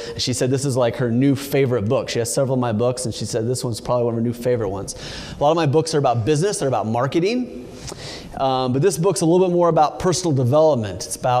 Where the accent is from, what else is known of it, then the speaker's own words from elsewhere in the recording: California, United States; you know, I'm from California. We're all supposed to be hugging and holding hands and singing Kumbaya.